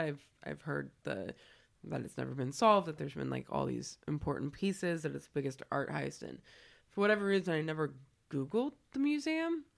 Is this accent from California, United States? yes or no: yes; California, United States; moved away; I'm from California